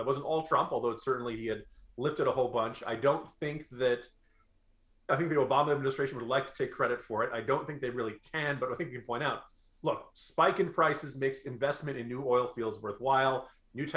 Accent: New Jersey, United States; I grew up in New Jersey

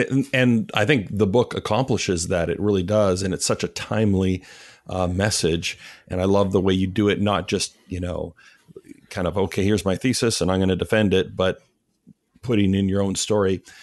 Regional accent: Canada; I grew up in Canada

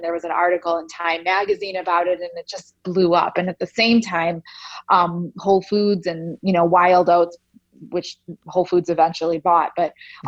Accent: Chicago, Illinois, United States; also born or lived in Soviet Union; my parents and I were refugees from the former Soviet Union. Um, and we left uh, through a small slit in the Iron Curtain and came to the United States and settled in Chicago in 1976 when I was just one.

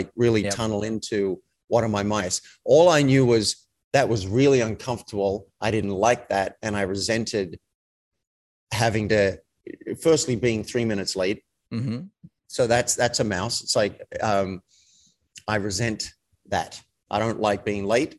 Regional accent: Australia; I was raised in Australia in a country town

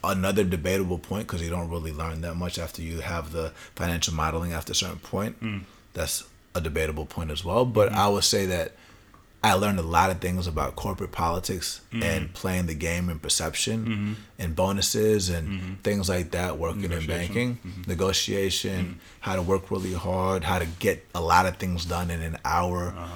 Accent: Atlanta, Georgia, United States; first language Spanish; English is a second language; I grew up in Atlanta, Georgia

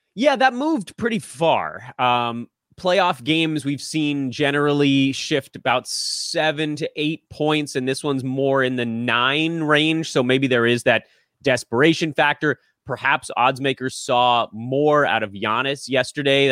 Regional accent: Los Angeles, California, United States; I'm from Los Angeles. I grew up here, grew up on Lakers Dodgers

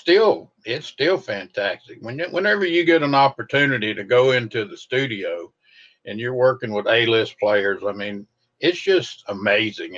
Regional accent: North Louisiana, United States; also born or lived in Shreveport, Louisiana / Mississippi / East Texas; So I was born and raised in North Louisiana. That's why I don't sound like a Cajun.

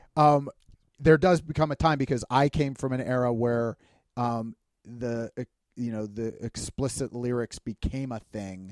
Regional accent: Pittsburgh, Pennsylvania, United States; we're from Pittsburgh

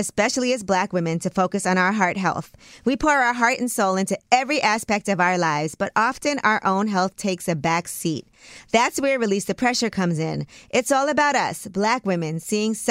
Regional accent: New York, United States; I'm from New York

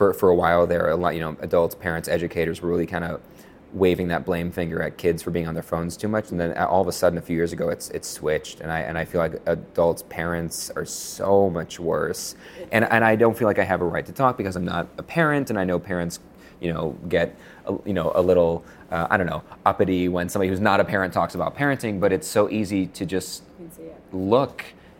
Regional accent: Buffalo, New York, United States; now in Connecticut, United States; I came from Buffalo where there was a magician in every restaurant.

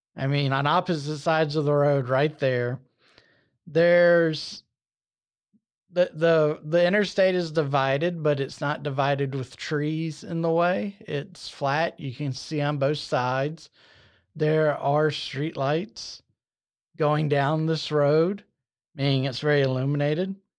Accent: Alabama, United States; my home state

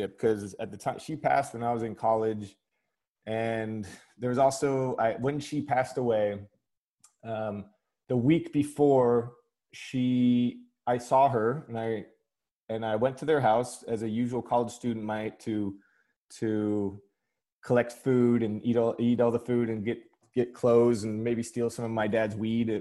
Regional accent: Burbank, California, United States; accent: American; moved away as an adult; also born or lived in England; now in London, United Kingdom; I was born in Burbank, California, and I have two British parents

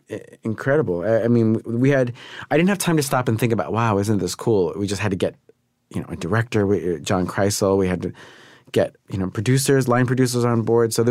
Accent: New York, United States; You know, I'm I'm a city guy. I'm from New York, and and I still love it there.

